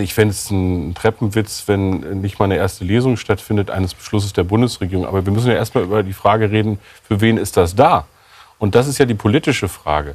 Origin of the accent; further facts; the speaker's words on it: Lower Saxony, Germany; aus meinem Heimatland